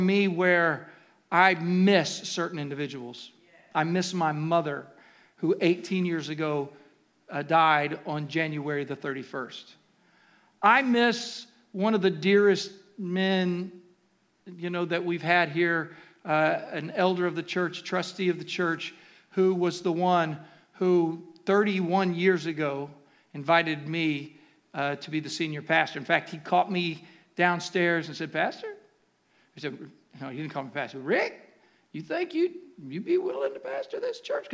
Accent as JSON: {"language": "English", "region": "Ohio", "country": "United States", "tie": "born or raised there", "moved": "yes", "said": "Growing up in Ohio"}